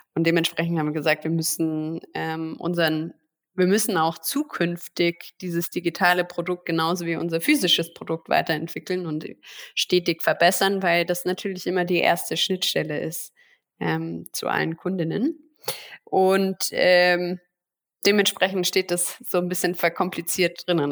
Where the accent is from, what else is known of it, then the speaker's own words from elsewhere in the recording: Germany; als Deutsche